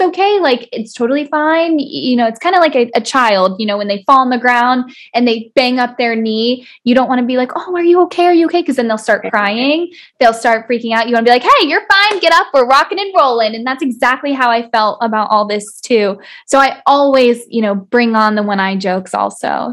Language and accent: English; South Florida, United States; I was born and raised in South Florida